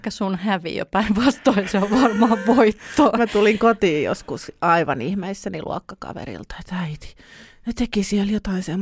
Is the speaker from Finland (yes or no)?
no; France; born there; Niin, mutta siis nimi on äh, Ranskasta, eli mä oon syntynyt Ranskassa